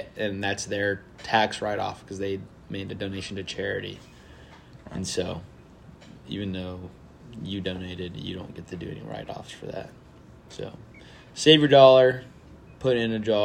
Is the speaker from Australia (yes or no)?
no; Japan; moved away; when I was growing up in Japan